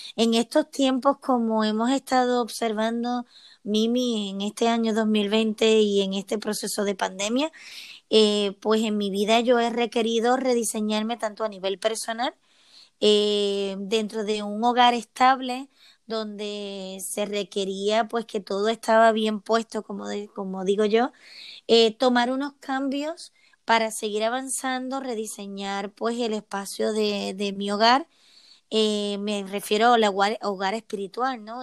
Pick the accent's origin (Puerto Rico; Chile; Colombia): Puerto Rico; moved away as an adult; now in Seville, Spain; soy de Puerto Rico y desde hace 10 años vivo en Sevilla, España